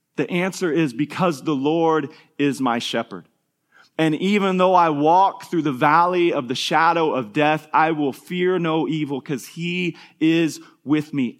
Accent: Kansas, United States; an elementary school kid, we grew up in Kansas

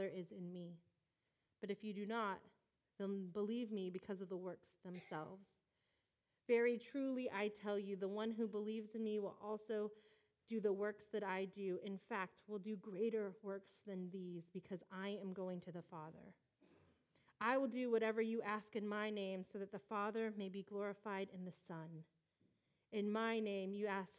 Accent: Riverside, California, United States; also born or lived in Michigan / San Diego; a California girl in the Midwest who has never been comfortable in degrees under 80 since I grew up in Riverside

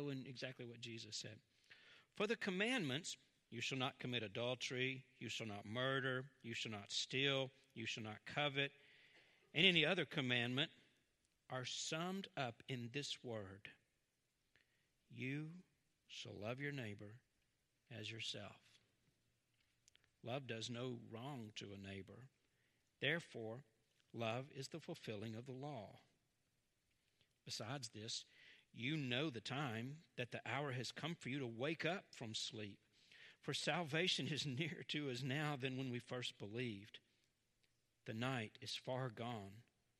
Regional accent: Southern, United States; accent: Southern; Southern, you can hear my accent.

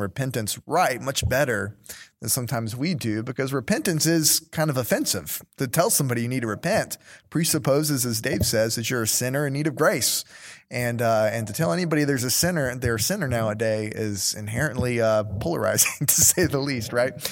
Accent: United States; as an American

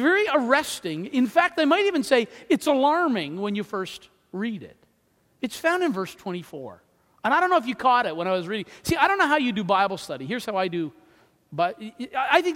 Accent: New Brunswick, Canada; I'm from New Brunswick.

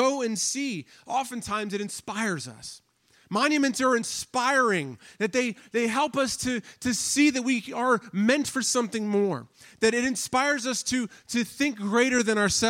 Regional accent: Washington, District of Columbia, United States; now in Pittsburgh, United States; I grew up in the Washington, D.C. area.

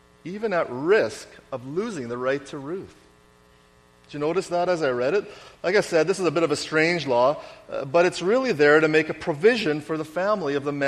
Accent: Winnipeg, Manitoba, Canada; I grew up in Winnipeg

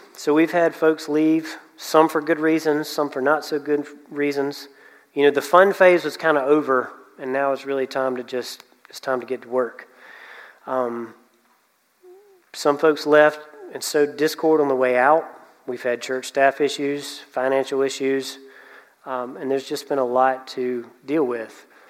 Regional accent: Anderson, South Carolina, United States; I'm from Anderson

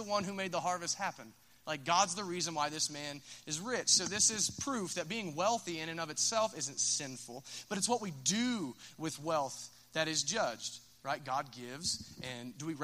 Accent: Minford, Ohio, United States; I'm from Minford

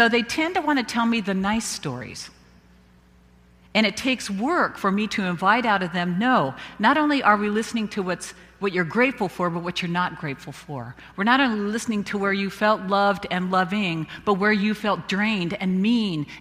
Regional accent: Visalia, California, United States; my hometown in Visalia

